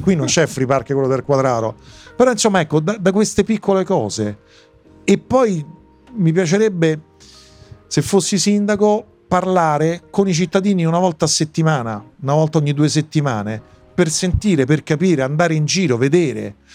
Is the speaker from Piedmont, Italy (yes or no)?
no; Rome, Lazio, Italy; io sono cresciuto di fatto a Piazza Vittorio, via Alfredo Cappellini